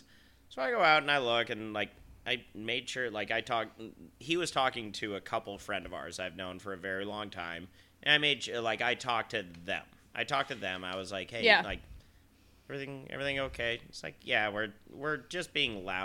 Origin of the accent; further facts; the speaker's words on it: Salt Lake City, Utah, United States; I'm from Salt Lake City. The altitude's a little higher